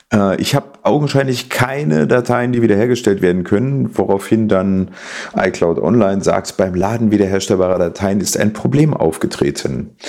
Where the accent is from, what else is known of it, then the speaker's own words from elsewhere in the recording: East Germany, Germany; Ich komme aus der Zone, ich darf das.